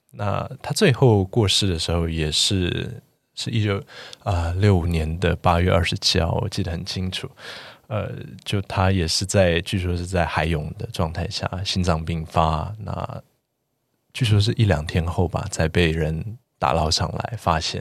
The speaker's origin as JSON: {"language": "Chinese", "country": "Taiwan", "said": "我们四位来自台湾的建筑人"}